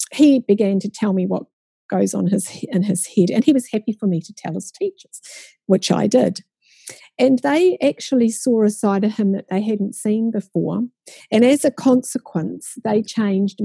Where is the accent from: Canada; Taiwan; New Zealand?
New Zealand; how many of you were born in New Zealand? And only two of us, including myself, were.